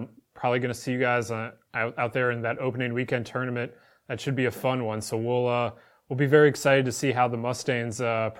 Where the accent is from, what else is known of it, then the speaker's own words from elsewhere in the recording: Midwest, United States; as a Midwesterner